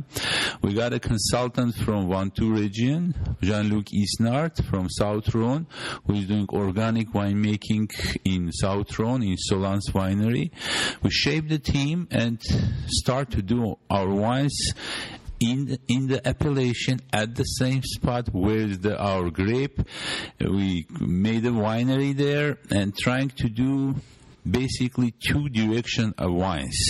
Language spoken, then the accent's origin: English; Vayots Dzor, Armenia; accent: Vayots Dzor English; English is a second language; my Avnadzor Vayotzor English